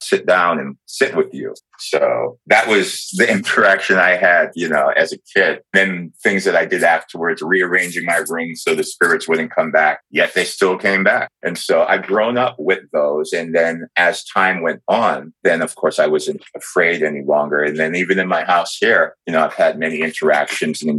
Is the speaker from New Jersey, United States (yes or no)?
no; New York, United States; from a very young age, I grew up in New York